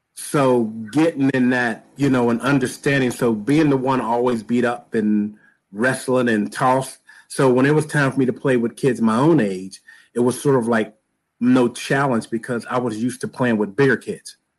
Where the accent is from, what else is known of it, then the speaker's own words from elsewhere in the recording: Pittsburgh, Pennsylvania, United States; I am from the great city of Pittsburgh, Pennsylvania